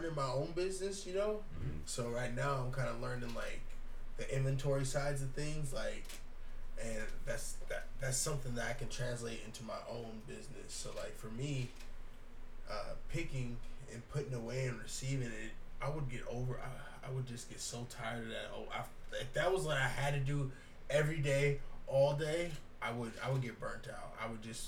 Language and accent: English; United States; Being an American in America as a black man